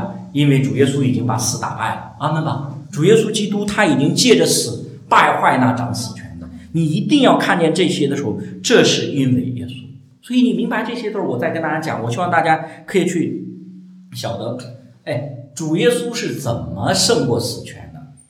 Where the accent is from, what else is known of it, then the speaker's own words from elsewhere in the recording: China; 你千万不要用我们我们中国人喜欢用民间宗教那些套到我们基督教里。